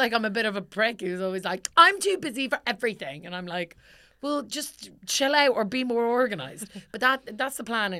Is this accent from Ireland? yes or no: yes; Ireland; we grew up in Ireland